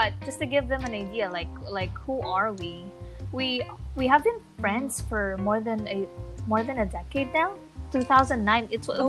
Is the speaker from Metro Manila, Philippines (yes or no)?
yes; Manila, Metro Manila, Philippines; I am from the Philippines, from Manila, Philippines.